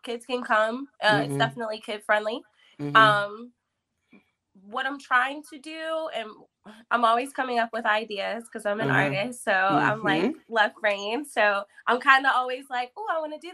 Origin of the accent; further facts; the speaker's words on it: Pittsburgh, Pennsylvania, United States; I'm from East Liberty